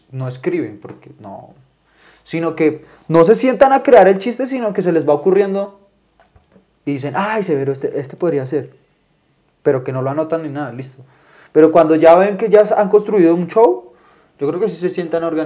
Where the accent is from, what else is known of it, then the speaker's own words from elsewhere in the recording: Barquisimeto, Lara, Venezuela; No, es que yo soy de Barquisimeto.